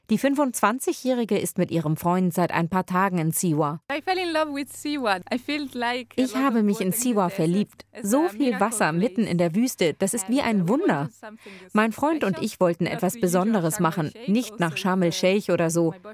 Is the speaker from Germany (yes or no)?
no; Rimini, Emilia-Romagna, Italy; German is a second language; Italien {S1} essen wir sie immer zu Weihnachten, jedenfalls in meiner Heimatstadt Rimini.